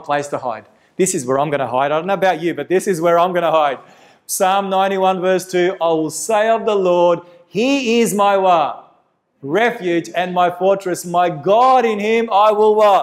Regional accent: Victoria, Australia; my home state in Victoria

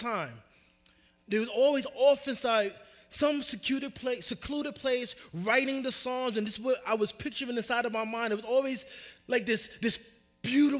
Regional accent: New York, United States; now in Arizona, United States; I grew up in New York

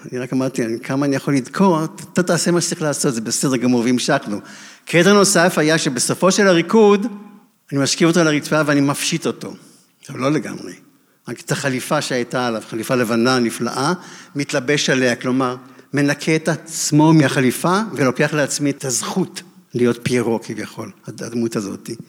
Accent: Israel; אני מהקיבוץ עם נורייב

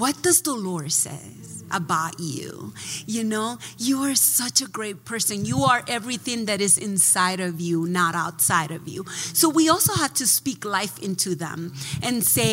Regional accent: Dominican Republic; also born or lived in New Jersey; now in United States; I grew up in the Dominican Republic

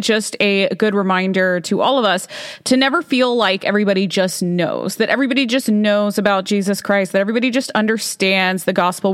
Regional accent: Alabama, United States; I grew up in Alabama

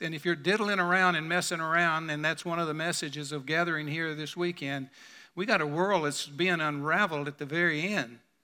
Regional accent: Birmingham, Alabama, United States; my hometown in Birmingham

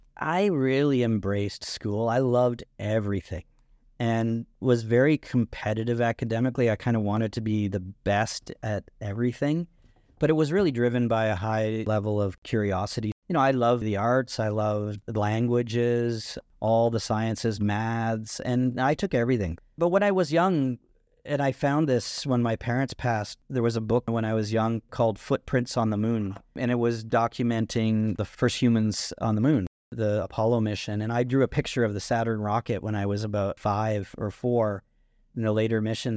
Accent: Burford, Ontario, Canada; also born or lived in Brantford, Ontario; I was born in Burford, which was tobacco farming country, kind of in between Brantford and Woodstock, Ontario. I also spent a lot of time in Brantford, Ontario as well. So Brantford's really the largest city around that area. But yeah, that's where I grew up

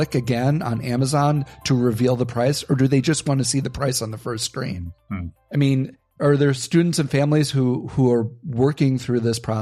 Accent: Appleton, Wisconsin, United States; Growing up in Appleton, Wisconsin for my high school years

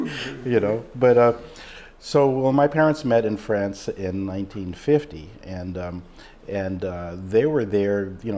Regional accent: Brooklyn, New York, United States; born there; Yeah, I was born in Brooklyn in 1956.

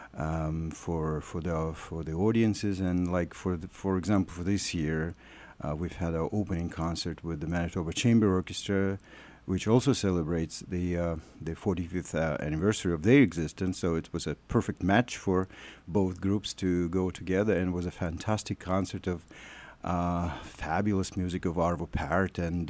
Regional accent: Russia; moved away as an adult; now in Winnipeg, Canada; I'm Russian. I came from Russia in 2000

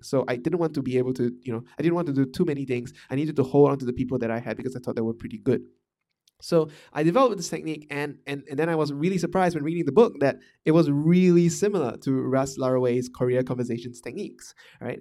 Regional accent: Malaysia; moved away; also born or lived in Singapore / Vietnam; I'm Malaysian, m, uh, and I come from a small town in Malaysia

